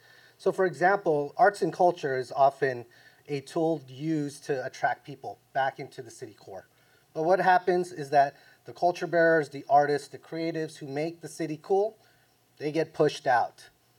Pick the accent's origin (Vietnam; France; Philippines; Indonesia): Philippines; now in San Francisco, United States; I'm Filipino.